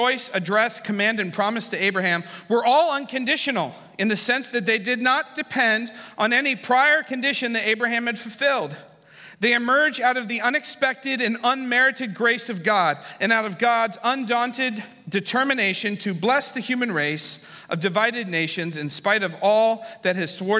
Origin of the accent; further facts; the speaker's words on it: Ohio, United States; moved away; also born or lived in San Francisco; I was from Ohio